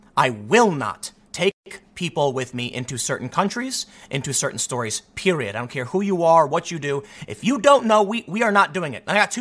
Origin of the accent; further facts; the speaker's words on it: Chicago, Illinois, United States; for me growing up on the South Side of Chicago, I felt I was kind of redundant.